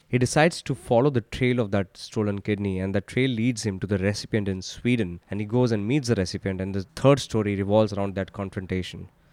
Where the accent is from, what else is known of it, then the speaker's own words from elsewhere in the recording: India; Growing up in India in the nineties and early two thousands